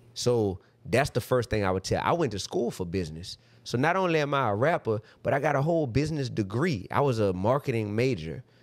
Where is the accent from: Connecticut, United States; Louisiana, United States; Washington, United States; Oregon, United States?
Louisiana, United States; New Orleans; I come from New Orleans, Louisiana